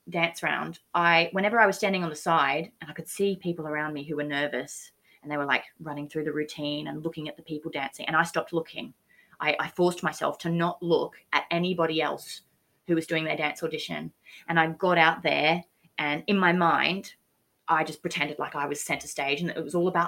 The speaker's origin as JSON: {"language": "English", "country": "Australia", "moved": "yes", "said": "I'm from Australia. Haven't driven in this country."}